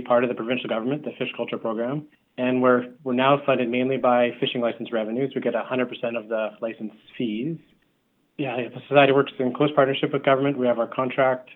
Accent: South Vancouver Island, British Columbia, Canada; I grew up on the South Island, Vancouver Island

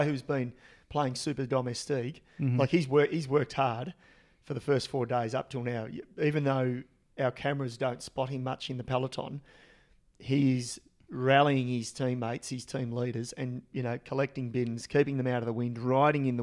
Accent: Australia; as an Australian and as a really young kid, 1980, 81

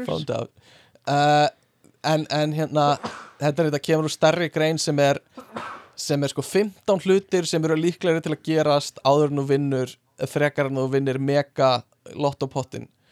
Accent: Iceland; við erum Íslendingar

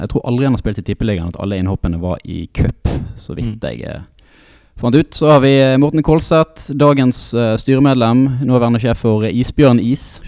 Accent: Bergen, Vestland, Norway; nå er jeg jo fra Arna sjøl

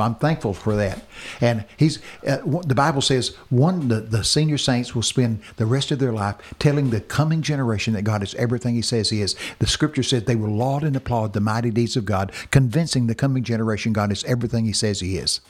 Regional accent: Texas, United States; I'm from Texas

